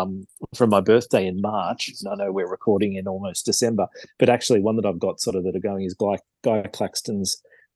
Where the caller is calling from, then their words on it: Parramatta, New South Wales, Australia; So I live actually just up the road from my school, really. So in near Parramatta in New South Wales.